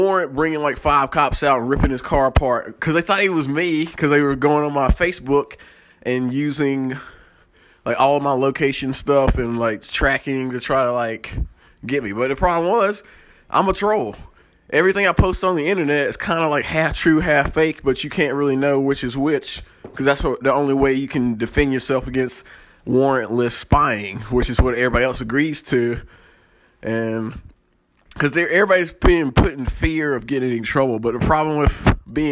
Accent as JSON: {"language": "English", "region": "the South", "country": "United States", "said": "I come from the South, and we're country, we're Christian, we're anti-government"}